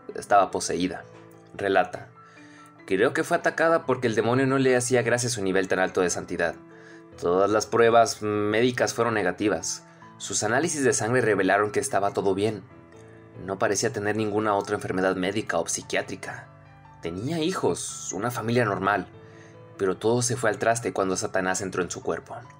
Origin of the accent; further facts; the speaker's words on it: Nogales, Sonora, Mexico; de aquí, de mi, de mi pueblito cagado, que se llama Nogales, que sea de Nogales, Sonora, México